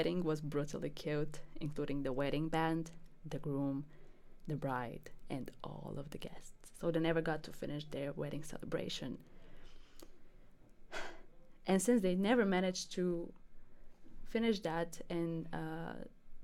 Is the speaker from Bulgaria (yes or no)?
yes; Bulgaria; Bulgaria, my home country